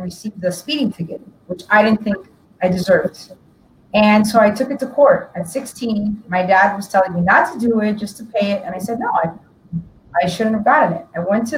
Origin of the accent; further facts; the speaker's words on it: Miami, Florida, United States; also born or lived in Tampa, Florida / DeLand, Florida; born here in Miami from Cuban parents and born and raised